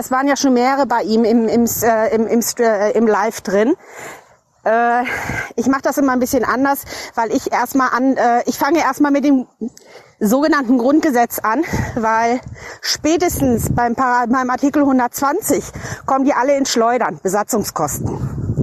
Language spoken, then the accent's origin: German; North Rhine-Westphalia, Germany; ich bin aus der Preußenprovinz Westfalen